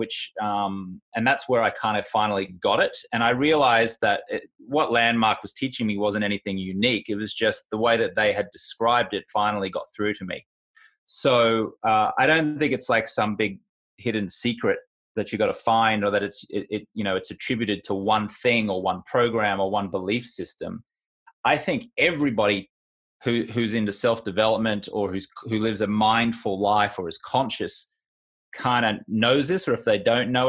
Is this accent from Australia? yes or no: yes; Australia; moved away as an adult; also born or lived in United Kingdom; now in United States; I grew up in Australia. And then when I moved to the UK and then later on to the US